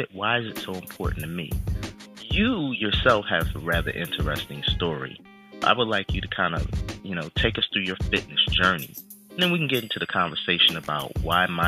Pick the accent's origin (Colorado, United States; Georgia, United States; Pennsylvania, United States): Pennsylvania, United States; Philadelphia; I'm from Philadelphia